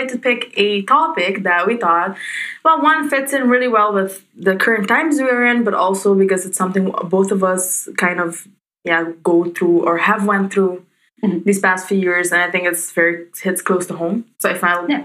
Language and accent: English; Aruba; we're both from Aruba